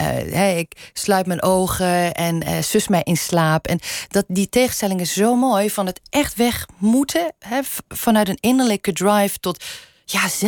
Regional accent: Limburg, Netherlands; first language Limburgish; Dutch is a second language; Tot mijn vierde sprak ik überhaupt geen Nederlands, alleen maar Limburgs. Dus Nederlands is mijn tweede taal.

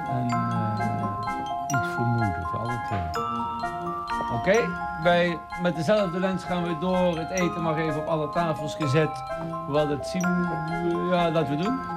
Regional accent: Netherlands; accent: soft G; goochelen met mijn zachte G.

